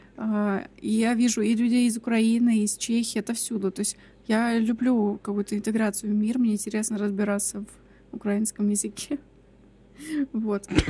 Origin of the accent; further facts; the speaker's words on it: Kemerovo, Kemerovo Oblast, Russia; мы все выросли в Кемерово